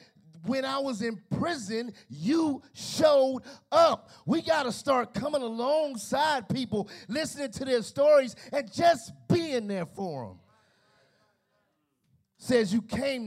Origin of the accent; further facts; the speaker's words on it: Chicago, Illinois, United States; now in Gary, Indiana, United States; I'm from Chicago